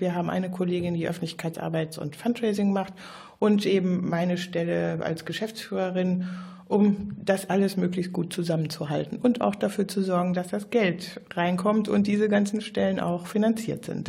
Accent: Germany; also born or lived in Brazil; wir als Deutsche

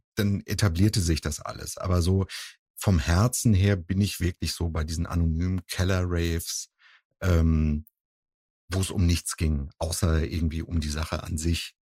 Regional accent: Husum, Schleswig-Holstein, Germany; now in Cologne, Germany

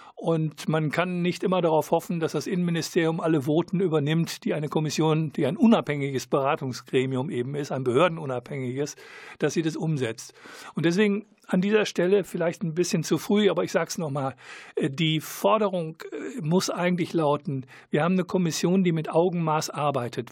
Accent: Germany; als Deutscher bin ich

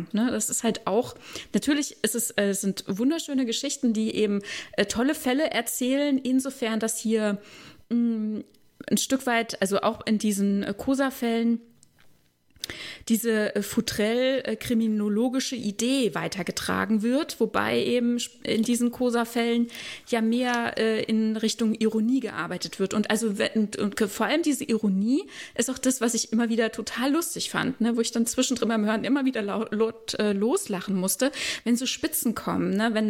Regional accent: Germany; dass ich mich falsch repräsentiert fühle als Deutsche.

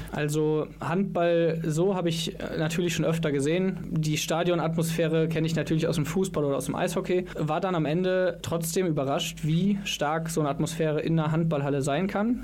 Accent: Viersen, North Rhine-Westphalia, Germany; moved away as an adult; also born or lived in Mönchengladbach; now in Cologne, Germany; ursprünglich komme ich aber aus Viersen, also nicht ganz so weit weg.

